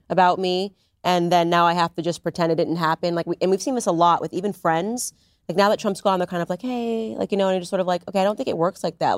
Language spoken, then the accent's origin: English; Stamford, Connecticut, United States; we're both from Stamford, Connecticut